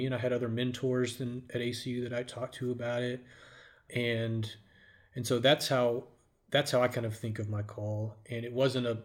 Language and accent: English; Richardson, Texas, United States; also born or lived in Abilene, Texas / Denton, Texas; I grew up in Richardson, Texas, not too far from here, actually.